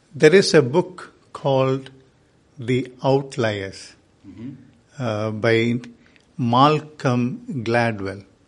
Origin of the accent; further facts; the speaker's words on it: India; I am from India